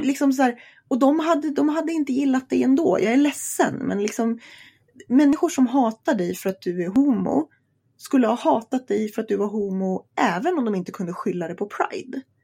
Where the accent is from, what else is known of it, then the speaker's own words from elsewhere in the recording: Sweden; det här är mitt hemland